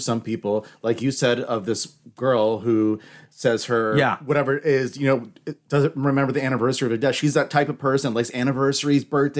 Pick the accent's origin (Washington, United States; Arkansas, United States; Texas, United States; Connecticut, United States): Washington, United States; I grew up in Washington State